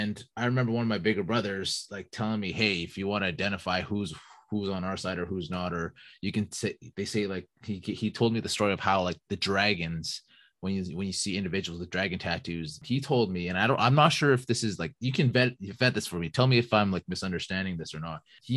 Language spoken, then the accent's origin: English; Vancouver, British Columbia, Canada; now in Edmonton, Canada; I grew up in Vancouver in East